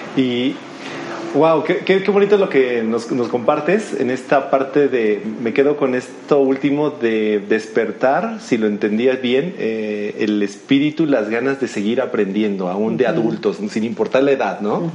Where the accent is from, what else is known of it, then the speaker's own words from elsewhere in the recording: Mexico; yo como mexicano